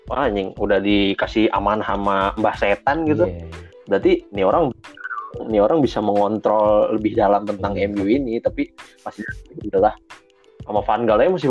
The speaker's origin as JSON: {"language": "Indonesian", "region": "Jakarta", "country": "Indonesia", "tie": "born there", "said": "Gue lahir di Jakarta uh, dan gue emang suka dari zaman awalnya"}